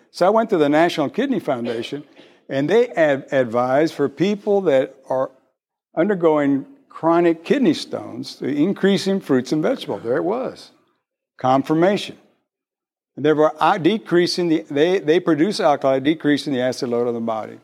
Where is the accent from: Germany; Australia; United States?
United States; McAllen, Texas; moved away as an adult; I've only been here a year. I come from South Texas, real South Texas in Mac Allen.